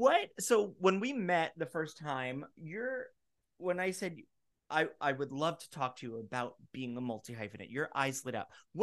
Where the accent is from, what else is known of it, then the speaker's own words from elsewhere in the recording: Florida, United States; I grew up in Florida